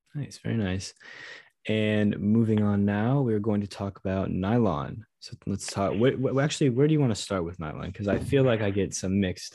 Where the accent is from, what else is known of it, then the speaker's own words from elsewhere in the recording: United States; I'm from America